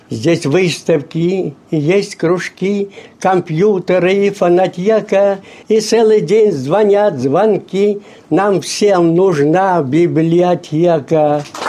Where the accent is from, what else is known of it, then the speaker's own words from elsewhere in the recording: Maslovka, Voronezh Oblast, Russia; also born or lived in Kazakhstan; now in Voronezh, Russia; Масоловка моя, масоловка, дорогое родное село